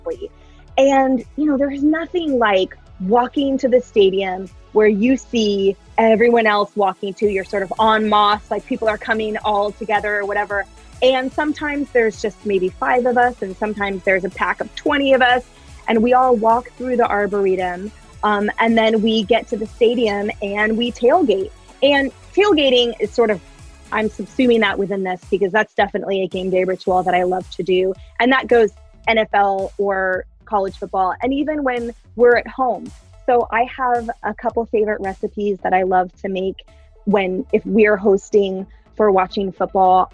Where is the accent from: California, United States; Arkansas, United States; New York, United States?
California, United States; now in Seattle, United States; we come from a big Husky family, even though I'm a Californian